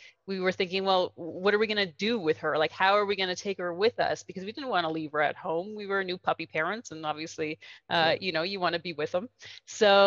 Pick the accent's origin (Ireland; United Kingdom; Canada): Canada; also born or lived in New Orleans, United States; now in Guatemala; I am a Canadian